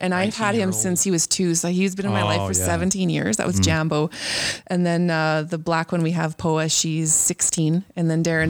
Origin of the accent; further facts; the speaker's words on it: Anola, Manitoba, Canada; I grew up just outside of Enola, east of Oak Bank. About 10 miles east of Oak Bank. So we had a 5-acre lot, quite a bit of grass, some bush and a lot of sprinkled out trees. So lots of single trees.